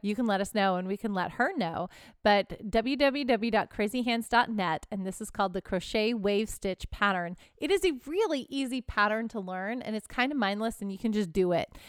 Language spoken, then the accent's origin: English; Houston, Texas, United States; now in California, United States; I'm from the South, I'm from Texas